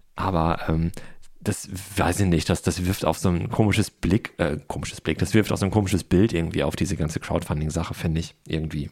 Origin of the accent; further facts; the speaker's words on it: Ruhr area, North Rhine-Westphalia, Germany; moved away; Ich komme aus dem Ruhrport und bin dann mit großen Flaschen groß geworden